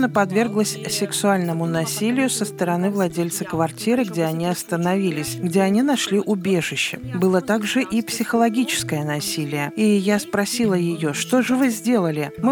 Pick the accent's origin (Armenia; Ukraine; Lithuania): Ukraine; now in Moldova; Кто я в Молдове? Я из другой страны, я украинка.